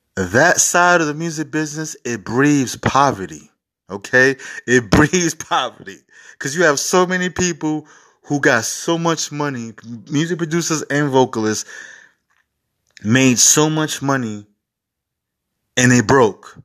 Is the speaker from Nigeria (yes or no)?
no; New York City, New York, United States; I'm from New York City